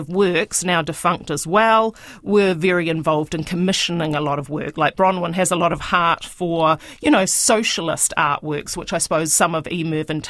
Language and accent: English; Rotorua, Bay of Plenty, New Zealand; I grew up in Rotorua